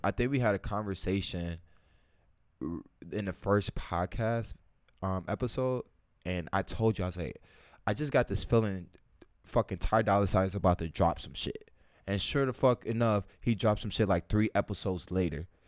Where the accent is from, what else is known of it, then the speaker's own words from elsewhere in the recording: Chicago, Illinois, United States; I'm from Chicago